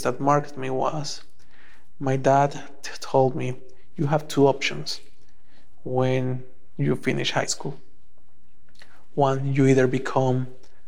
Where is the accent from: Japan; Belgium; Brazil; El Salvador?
El Salvador; moved away as an adult; now in Canada; I was born and raised in El Salvador back in 1985